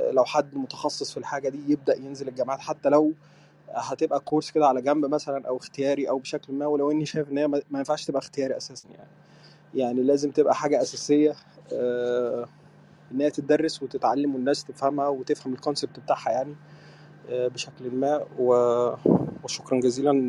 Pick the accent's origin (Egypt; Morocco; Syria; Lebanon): Egypt; now in Sudan; انا آه، … مهندس معماري بس انا مصري يعني بس عايش في السودان بقالي خمس سنين